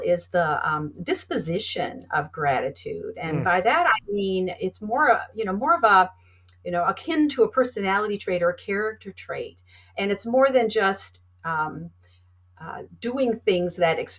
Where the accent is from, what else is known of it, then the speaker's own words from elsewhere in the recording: Wisconsin, United States; I'm from Wisconsin originally